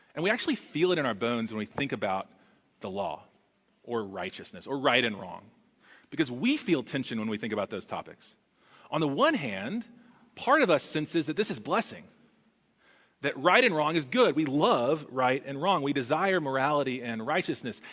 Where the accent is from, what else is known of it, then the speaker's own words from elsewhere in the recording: Texas, United States; As a Texan, that's exceptionally in my blood